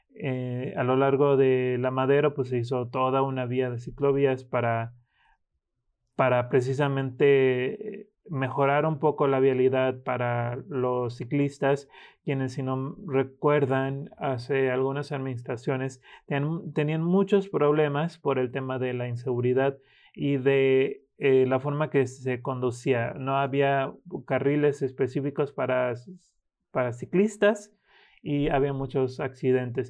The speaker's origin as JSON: {"language": "Spanish", "region": "Michoacán", "country": "Mexico", "said": "somos los michoacanos"}